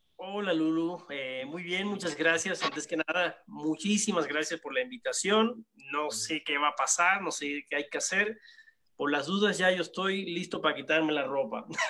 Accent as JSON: {"language": "Spanish", "country": "Cuba", "tie": "born or raised there", "moved": "yes", "said": "soy originario de Cuba"}